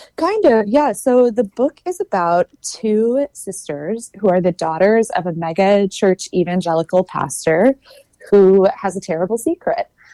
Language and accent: English; Texas, United States; I grew up in Texas